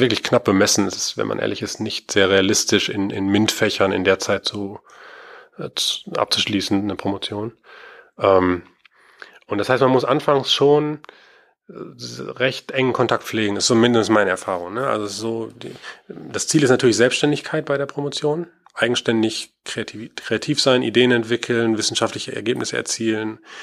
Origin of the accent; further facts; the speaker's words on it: Schloss Holte-Stukenbrock, North Rhine-Westphalia, Germany; also born or lived in Aachen / Paderborn; Ich komme hier aus Ostwestfalen-Lippe, aus Schloss Holte